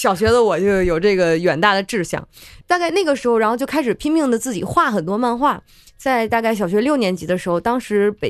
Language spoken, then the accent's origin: Chinese; China; 我是作为一个中国人，但是在日本和日本声优一起用日文去抢角色、竞争角色。